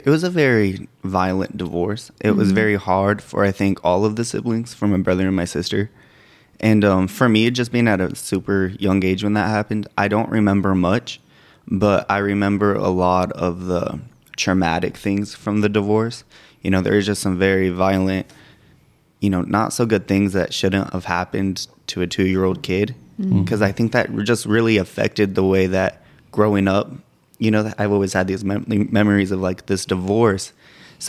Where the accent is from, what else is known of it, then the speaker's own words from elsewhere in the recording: Santa Fe, New Mexico, United States; I was born in Santa Fe, New Mexico.